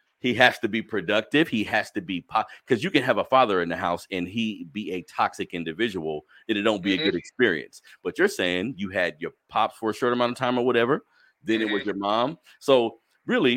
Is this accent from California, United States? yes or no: yes; Sacramento, California, United States; I'm from Sacramento, California